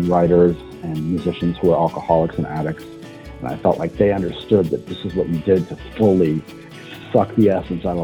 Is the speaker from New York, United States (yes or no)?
no; La Crosse, Wisconsin, United States; moved away as an adult; my hometown of La Crosse